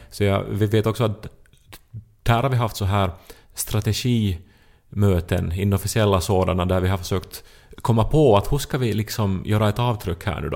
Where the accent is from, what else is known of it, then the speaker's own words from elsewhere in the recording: Finland; man som finlandssvensk upplever sig lite som en sån här